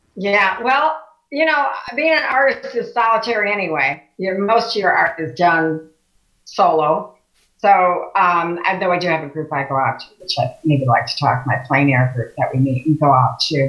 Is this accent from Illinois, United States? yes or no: yes; Chicago, Illinois, United States; also born or lived in Oak Lawn, Illinois / Beverly Shores, Indiana; now in Valparaiso, United States; I grew up in Chicago. Uh, then we moved in uh, to Oak Lawn